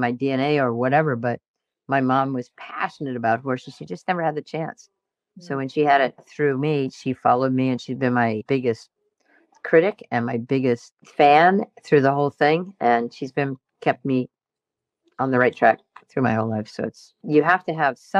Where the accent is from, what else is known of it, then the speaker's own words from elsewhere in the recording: New England, United States; I grew up in New England